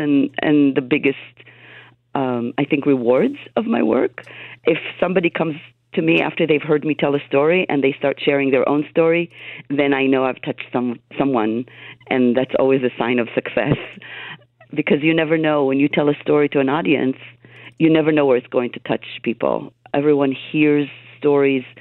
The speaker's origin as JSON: {"language": "English", "country": "Israel", "tie": "born or raised there", "moved": "yes", "lives_now": "United States", "said": "I grew up in Israel, and I live in the United States."}